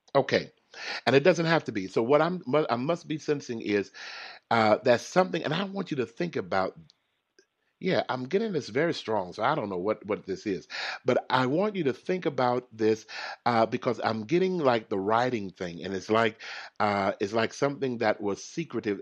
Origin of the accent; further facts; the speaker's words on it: Texas, United States; I'm from Texas